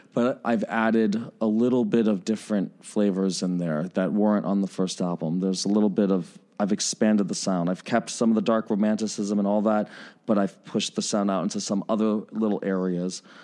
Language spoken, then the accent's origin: English; New York, United States; now in Chicago, United States; I was born in New York, so there is that part of me that's, like, that New York, uh, kid still in me